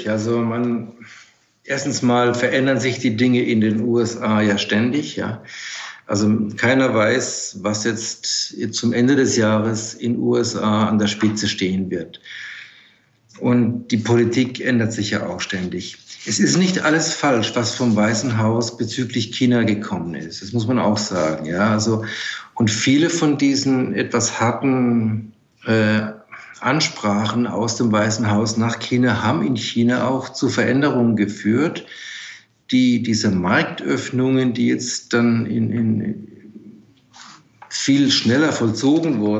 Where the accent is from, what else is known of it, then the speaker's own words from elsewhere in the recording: Germany; denke, wir können als Deutsche und als baden-württembergische Industrie äh, davon profitieren